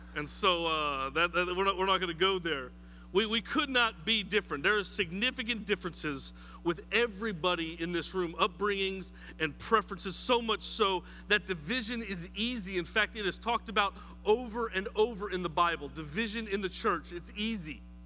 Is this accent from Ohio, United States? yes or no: no; New Mexico, United States; now in South Carolina, United States; I am from New Mexico